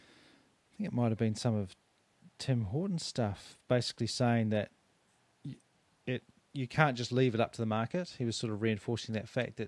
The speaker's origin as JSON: {"language": "English", "town": "Adelaide", "region": "South Australia", "country": "Australia", "tie": "born or raised there", "moved": "yes", "lives_now": "Christchurch, New Zealand", "said": "I grew up in Adelaide"}